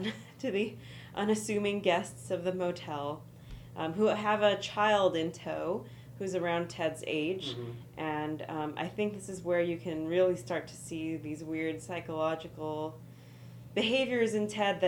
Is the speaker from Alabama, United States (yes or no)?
no; California, United States; I'm from California.